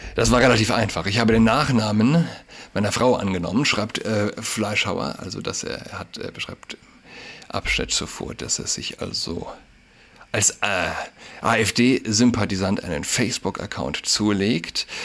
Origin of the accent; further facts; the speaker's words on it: Saarland, Germany; now in Berlin, Germany; Ich wohne in Berlin, aber vielleicht für mich als gebürtigen Saarländer habe ich noch mal einen engeren, äh, emotionaleren Bezug